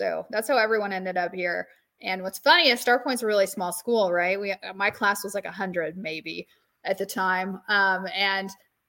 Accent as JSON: {"language": "English", "town": "Cambria", "region": "New York", "country": "United States", "tie": "born or raised there", "said": "I grew up just outside of Lockport in Cambria. So I went to Star Point."}